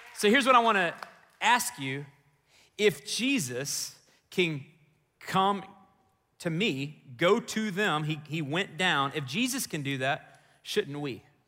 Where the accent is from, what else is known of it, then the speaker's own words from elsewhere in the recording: Texas, United States; moved away as an adult; also born or lived in Chicago, Illinois; this boy from Texas